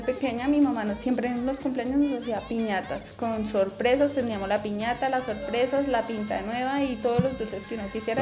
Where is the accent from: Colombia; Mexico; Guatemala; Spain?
Colombia; Bogotá; tengo 32 años, nací aquí en Bogotá